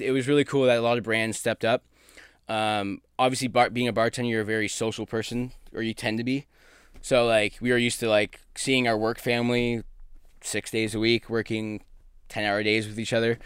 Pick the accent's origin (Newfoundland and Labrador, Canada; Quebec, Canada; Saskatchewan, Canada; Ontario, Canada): Ontario, Canada; Brantford; moved away; also born or lived in Ottawa / New York / Newfoundland; I grew up in my grandparents' butcher shop in Brantford, Ontario.